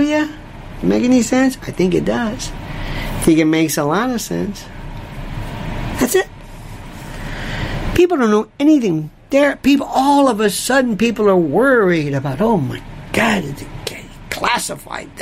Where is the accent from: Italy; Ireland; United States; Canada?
Canada; I'm from Canada.